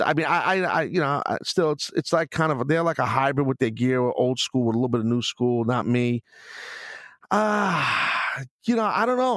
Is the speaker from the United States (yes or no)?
yes; New York City, New York, United States; in Brooklyn, my hometown